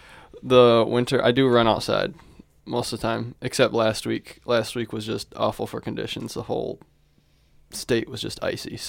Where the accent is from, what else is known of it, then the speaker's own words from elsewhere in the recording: Rapid City, South Dakota, United States; moved away; also born or lived in Redwood Falls, Minnesota; I'm from Redwood Falls. My dad is a pastor. Mom is a teacher. Grew up most of my life in Rapid City, South Dakota, which is really beautiful out there with the Black Hills.